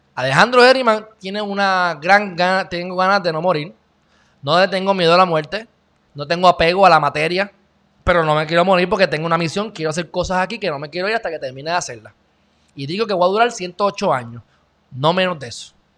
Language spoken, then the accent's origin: Spanish; Puerto Rico; somos los, puertorriqueños, el pueblo